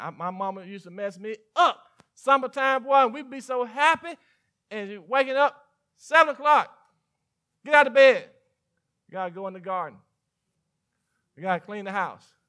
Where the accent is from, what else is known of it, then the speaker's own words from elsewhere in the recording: Mississippi, United States; I was born and raised in, in Mississippi